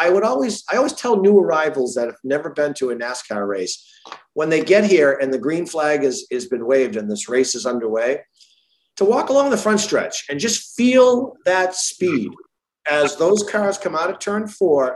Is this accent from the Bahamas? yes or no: no; Marlborough, Massachusetts, United States; I grew up in Massachusetts. I'm a Central Mass kid, Marlboro.